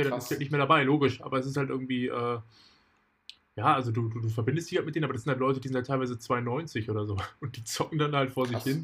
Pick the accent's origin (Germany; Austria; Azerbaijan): Germany; Berlin; komme aus Berlin, ich mache Beats, wer, wer nicht.